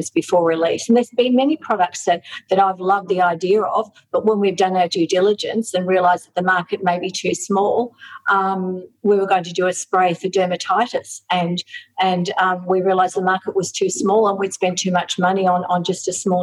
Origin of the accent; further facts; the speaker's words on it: Australia; I, as an Australian, I can really understand the needs of Aussies